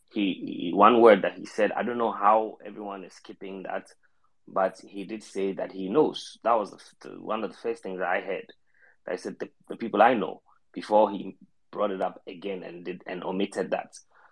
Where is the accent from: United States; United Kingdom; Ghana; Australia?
Ghana; also born or lived in Johannesburg; now in Cape Town, South Africa; I'm not in Ghana currently. And when I moved from Joburg to Cape Town, I realized that the only artist that is Ghanaian that I hear of often is a young chap that I knew in Ghana who has moved to live here